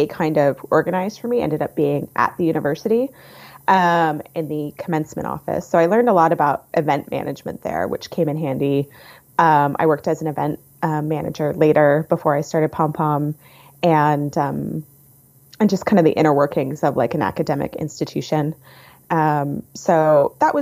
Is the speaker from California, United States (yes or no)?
no; suburbs of Washington, D.C., Virginia, United States; I grew up in the suburbs of Washington, D.C.